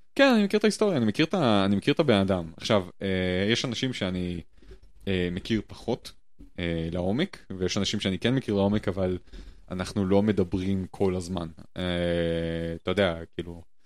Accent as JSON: {"language": "Hebrew", "town": "Jerusalem", "region": "Jerusalem District", "country": "Israel", "moved": "as an adult", "lives_now": "Germany", "said": "אני בתור ירושלמי"}